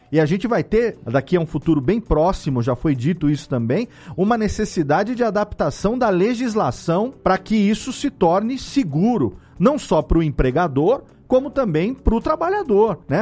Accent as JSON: {"language": "Portuguese", "town": "Serra Negra", "region": "São Paulo", "country": "Brazil", "tie": "born or raised there", "said": "Eu moro aqui em Serra Negra, aqui no interior de São Paulo, minha terra natal"}